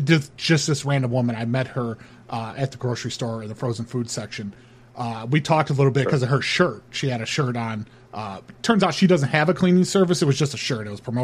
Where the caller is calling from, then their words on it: Honolulu, Hawaii, United States; I am calling from the island. I'm over here in Honolulu.